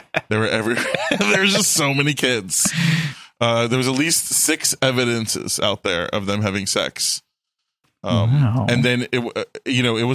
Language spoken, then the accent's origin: English; Fort Lauderdale, Florida, United States; I grew up in Fort Lauderdale